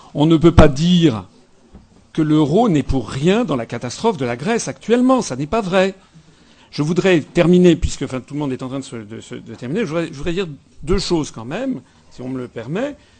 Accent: France; nous sommes des Français

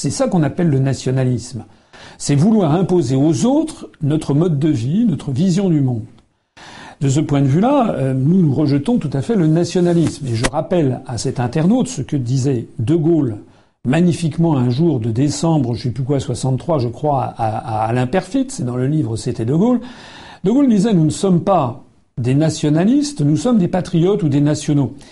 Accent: France; Nous, nous sommes français nous avons envie de défendre légitimement notre pays.

